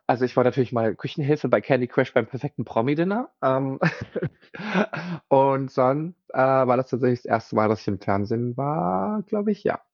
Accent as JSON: {"language": "German", "town": "Mainz", "region": "Rhineland-Palatinate", "country": "Germany", "moved": "as an adult", "lives_now": "Berlin, Germany", "said": "wo ich herkomme aus Mainz"}